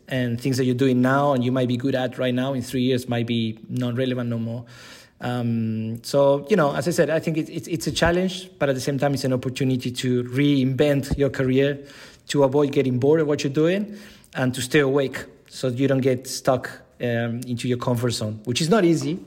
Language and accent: English; Buenos Aires, Argentina; moved away as an adult; now in Switzerland; I'm originally from Argentina, Buenos Aires.